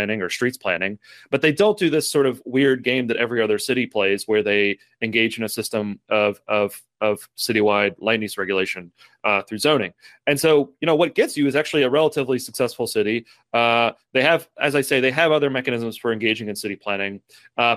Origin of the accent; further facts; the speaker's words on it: Lexington, Kentucky, United States; I'm from Lexington, Kentucky, which is a very, very similar context to Fayetteville